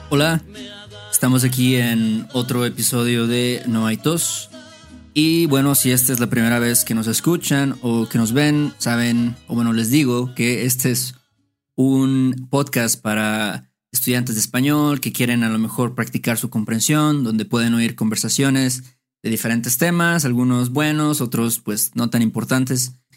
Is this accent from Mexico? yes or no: yes; Veracruz, Mexico; moved away as an adult; now in Mexico City, Mexico; lo considero como mi ciudad natal, aunque no nací ahí pero es donde crecí, donde pasé mi adolescencia